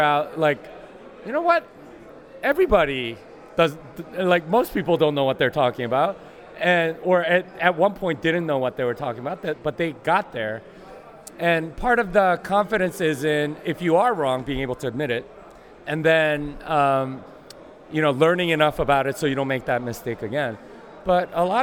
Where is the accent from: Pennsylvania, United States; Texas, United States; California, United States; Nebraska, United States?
Texas, United States; Austin; I'm from Austin, Texas. I want people to know that I'm from Texas.